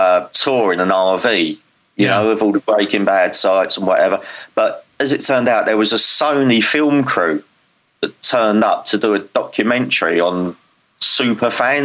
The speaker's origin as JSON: {"language": "English", "region": "England", "country": "United Kingdom", "said": "I am English."}